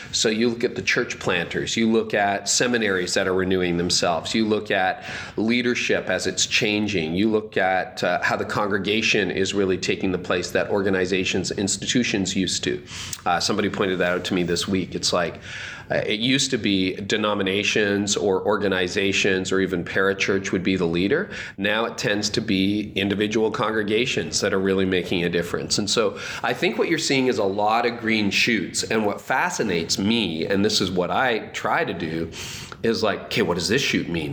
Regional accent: Canada; I'm Canadian.

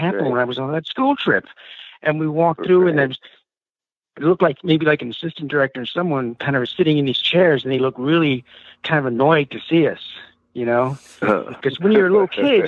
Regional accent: Reading, South East England, United Kingdom; moved away; I'm from Reading

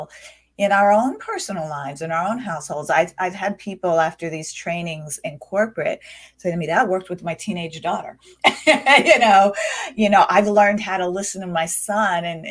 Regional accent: United States; I grew up in the United States. I'm an American

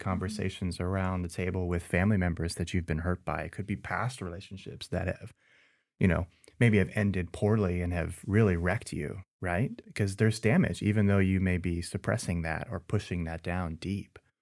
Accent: Southern California, United States; moved away as an adult; also born or lived in East Tennessee; I'm originally from Southern California

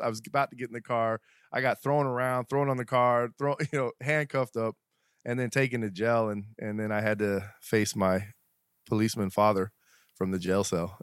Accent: Colorado, United States; also born or lived in Cortez, Colorado / Englewood, Colorado / Aurora, Colorado; I'm actually originally from Colorado

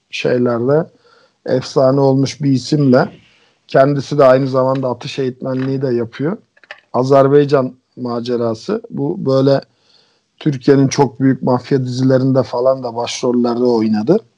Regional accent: Bulgaria; Bulgarca konusunda da e, Bulgaristan'da doğdum büyüdüm.

